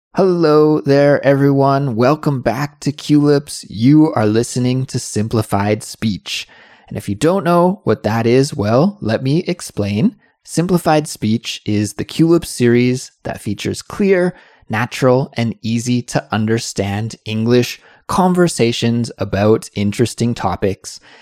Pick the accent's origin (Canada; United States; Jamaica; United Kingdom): Canada; now in South Korea; I'm from Canada, but I'm living in South Korea.